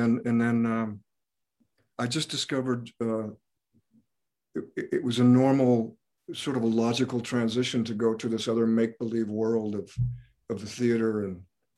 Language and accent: English; Alaska, United States; moved away; when I was a kid growing up in Alaska with 20 hours of darkness